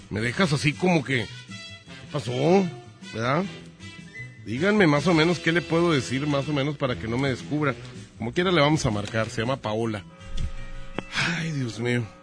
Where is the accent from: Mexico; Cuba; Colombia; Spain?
Spain; Eh, es que yo soy español.